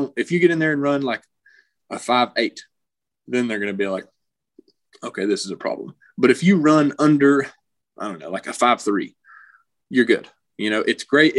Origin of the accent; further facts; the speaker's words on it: Knoxville, Tennessee, United States; I grew up in Knoxville, so I was just a Tennessee kid.